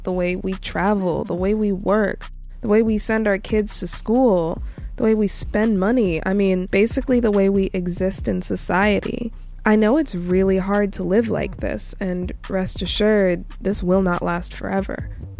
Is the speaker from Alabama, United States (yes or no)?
no; New York, United States; I'm also a New Yorker